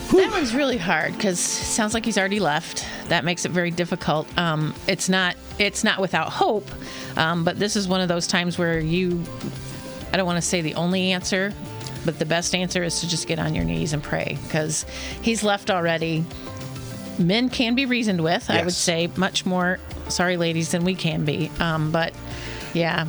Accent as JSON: {"language": "English", "town": "Atlanta", "region": "Georgia", "country": "United States", "said": "I'm originally from Atlanta"}